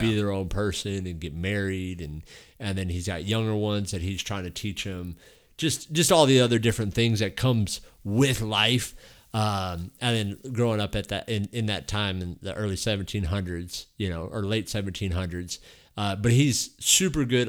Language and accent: English; Texas, United States; I grew up like here in Texas